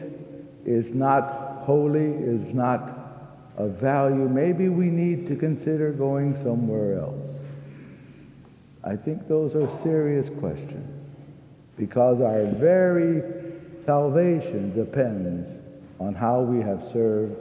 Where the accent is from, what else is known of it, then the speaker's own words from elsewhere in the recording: Texas, United States; I'm a Texan